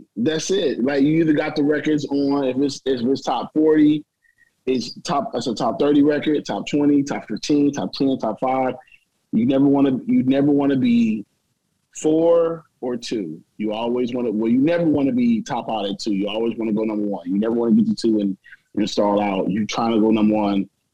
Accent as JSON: {"language": "English", "town": "East St. Louis", "region": "Illinois", "country": "United States", "also_born_or_lived": "Nashville", "moved": "yes", "said": "I'm not from Nashville. I'm you know I'm from East St. Louis."}